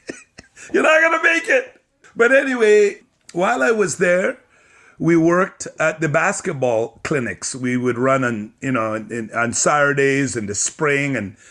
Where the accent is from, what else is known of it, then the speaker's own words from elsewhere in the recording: Sudbury, Ontario, Canada; also born or lived in Jamaica; I was born in Jamaica and my parents came to Canada in the early 70s. This is our 54th year in Canada. We had moved to Sudbury, Ontario, mining town. The summer I turned 12.